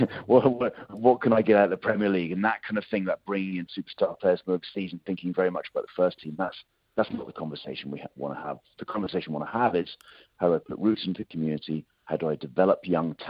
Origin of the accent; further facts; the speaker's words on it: United Kingdom; accent: British; moved away as an adult; now in Sydney, Australia; I'm probably tell from accent I'm a Brit